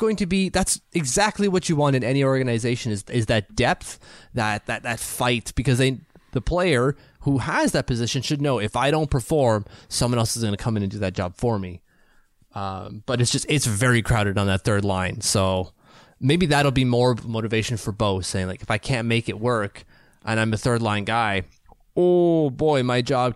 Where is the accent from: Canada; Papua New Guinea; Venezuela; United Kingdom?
Canada; Hell, as a Canadian, we've seen Casey Cizikas kill penalties like a champion for years.